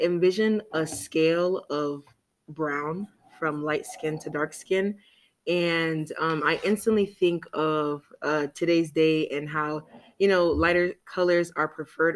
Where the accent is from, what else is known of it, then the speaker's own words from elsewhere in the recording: Atlanta, Georgia, United States; I'm actually from Atlanta